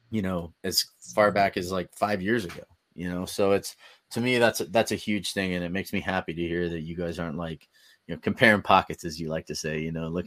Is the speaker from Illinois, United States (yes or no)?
no; California, United States; from the Bay Area, so